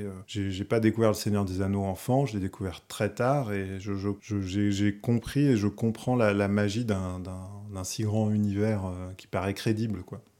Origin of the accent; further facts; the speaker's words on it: Paris, Île-de-France, France; also born or lived in Val-d'Oise; je suis né à Paris, j'ai vécu une partie à Paris, et ensuite euh, mes parents sont, partis un peu s'éloigner dans le Val d'Oise